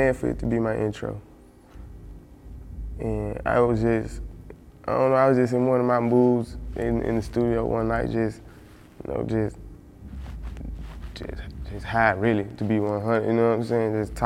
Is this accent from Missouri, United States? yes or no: no; Memphis, Tennessee, United States; Growing up in South Memphis